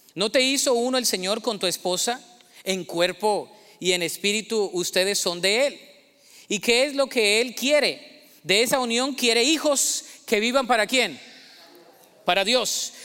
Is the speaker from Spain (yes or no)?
no; Colombia; moved away; El colombiano en mí se me salió